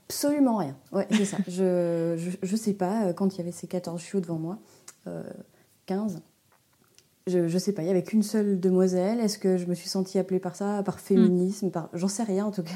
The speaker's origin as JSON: {"language": "French", "country": "Switzerland", "tie": "born or raised there", "moved": "as an adult", "lives_now": "Haute-Savoie, France", "said": "Je suis une Suisse expatriée très loin de ma campagne natale"}